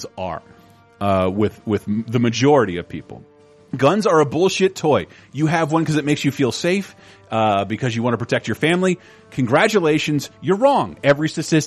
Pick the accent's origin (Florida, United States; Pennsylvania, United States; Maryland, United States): Florida, United States; I'm from Florida